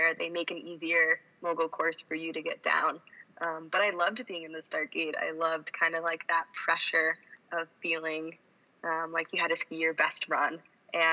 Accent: Colorado, United States; I grew up in Colorado and started skiing at the age of 2

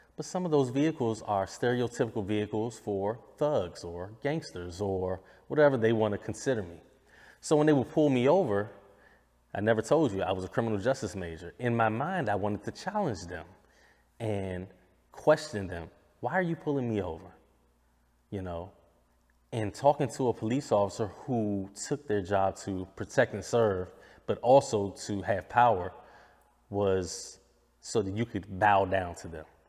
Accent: United States; I'm an American

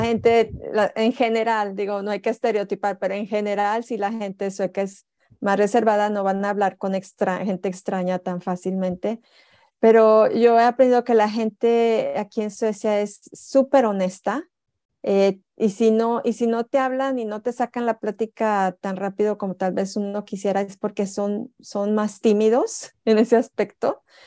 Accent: Tampico, Tamaulipas, Mexico; moved away as an adult; now in Jönköping, Sweden; yo vengo de Tampico, Tamaulipas, una ciudad donde hace muchísimo calor.

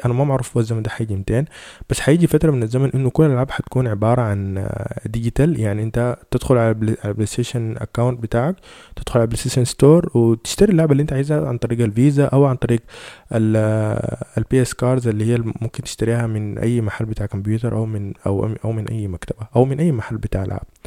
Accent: Sudan; فاحنا عندنا في السودان

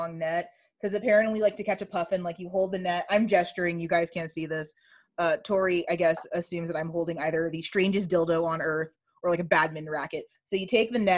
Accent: the South, United States; as a Southerner

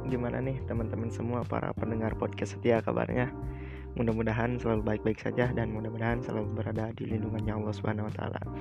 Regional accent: Garut, West Java, Indonesia; Asal saya dari kota Garut dan sekarang saya sedang menjalani kuliah di Sekolah Tinggi Ekonomi Islam SEBI.

